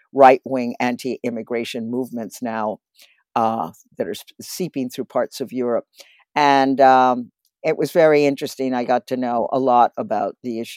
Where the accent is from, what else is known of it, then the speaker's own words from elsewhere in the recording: Cambridge, Massachusetts, United States; my hometown, which is Cambridge, Massachusetts